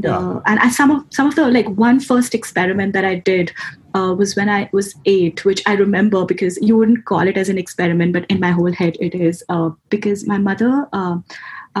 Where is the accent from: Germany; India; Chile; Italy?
India; moved away as an adult; also born or lived in Pune, India; a degree course, which was about 24 hours away from my hometown, in a different state, in a different, city called Pune in India